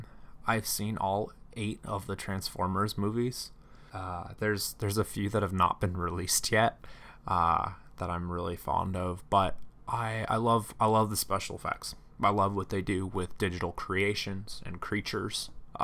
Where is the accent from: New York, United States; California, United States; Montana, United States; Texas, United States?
California, United States; I grew up in Central California and in a farming community, and I really really liked working on cars.